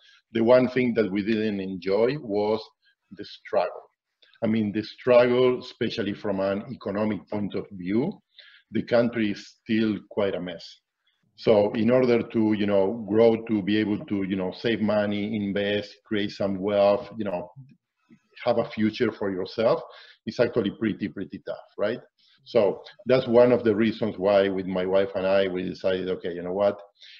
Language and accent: English; Argentina; moved away as an adult; now in Canada; I was born and raised in Argentina. So I lived there all my life until my mid-30s, right?